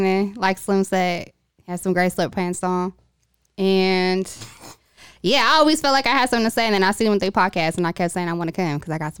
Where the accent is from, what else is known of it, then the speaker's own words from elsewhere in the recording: Baltimore, Maryland, United States; moved away; also born or lived in Vallejo, California; I'm from Vallejo. I grew up in Baltimore. And then around the time I moved back out here